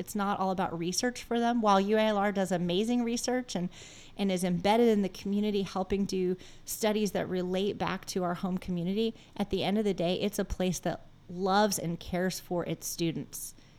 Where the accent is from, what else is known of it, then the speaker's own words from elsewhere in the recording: Arkansas, United States; accolades on me because I was from Arkansas.